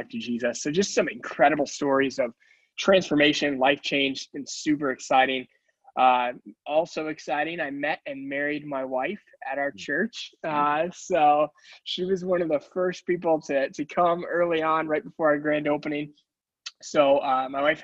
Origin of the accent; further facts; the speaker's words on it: Detroit, Michigan, United States; also born or lived in Northeastern Pennsylvania / Scranton; now in Wilkes-Barre, United States; I am originally from Detroit, Michigan